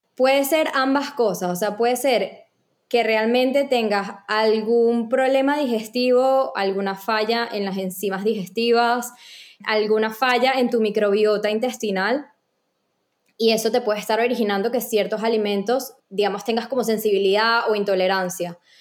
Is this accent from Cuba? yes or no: no; Venezuela; moved away as an adult; also born or lived in Panama; en Venezuela creo que ni le veía la información porque ni entendía, no había estudiado. Luego cuando me mudé a, Panamá a estudiar